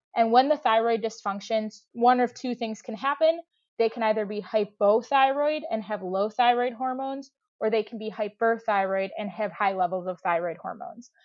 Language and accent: English; Madison, Wisconsin, United States; moved away as an adult; now in Michigan, United States; I grew up volunteering at my hometown zoo in Madison, Wisconsin